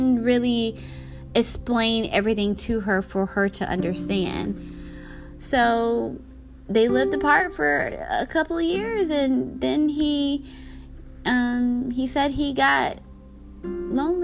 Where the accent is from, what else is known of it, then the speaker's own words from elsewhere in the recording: Georgia, United States; moved away; I'm from Georgia. I go visit my parents a couple times a year, but currently I wouldn't want to go back, because my childhood was great and everything, but it wasn't my happy place.